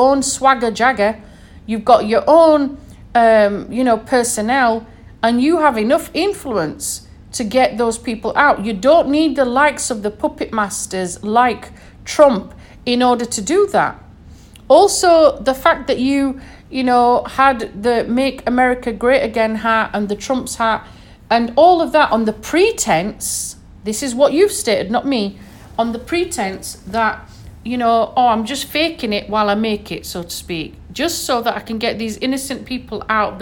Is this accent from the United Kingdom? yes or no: yes; United Kingdom; moved away; as we say back in the UK